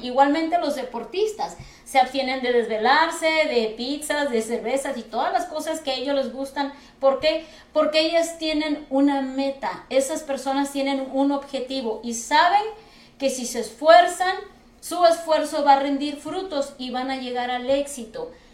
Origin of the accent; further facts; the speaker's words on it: Mexico; now in United States; nosotros que venimos de México